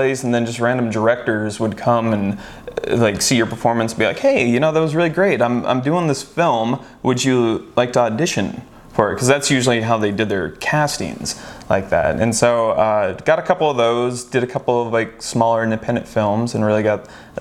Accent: Northwest Washington State, United States; now in Los Angeles, United States; I'm from Northwest Washington State. So I lived in the rain and the gray darkness

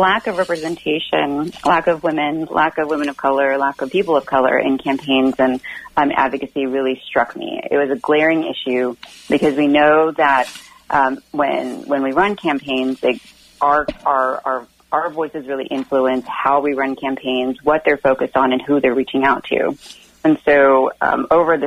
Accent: Austin, Texas, United States; moved away as an adult; now in Virginia, United States; my hometown of Austin, Texas

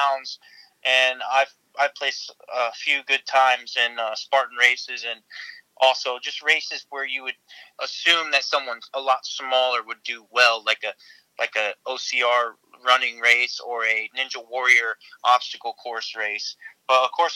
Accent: Florida, United States; Born and raised in Florida

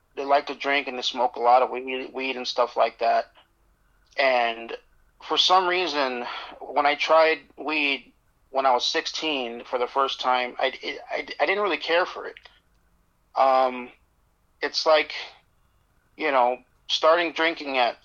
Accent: Las Vegas, Nevada, United States; also born or lived in Phoenix, Arizona; I born in Phoenix, Arizona, but I grew up in Vegas since I was six

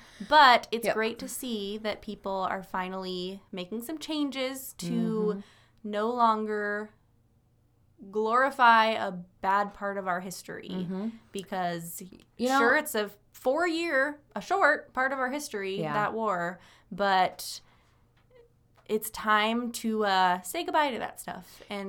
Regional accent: Idaho, United States; That, and, like, of course, we're from Idaho, so that's, like, a funny thing to hear.

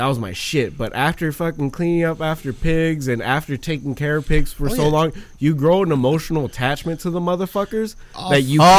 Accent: Michoacán, Mexico; moved away; I'm from Central Mexico. I'm from Michoacan.

